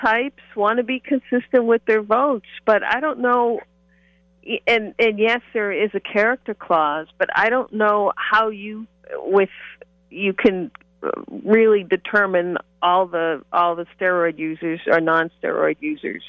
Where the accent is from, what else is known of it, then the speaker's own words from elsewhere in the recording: Boston, Massachusetts, United States; I'm from the Boston area